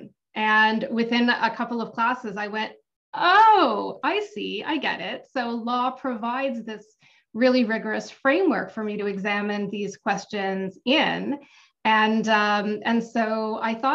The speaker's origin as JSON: {"language": "English", "town": "Toronto", "region": "Ontario", "country": "Canada", "tie": "born or raised there", "said": "I grew up not far from where I live now. I grew up in Cedarvale"}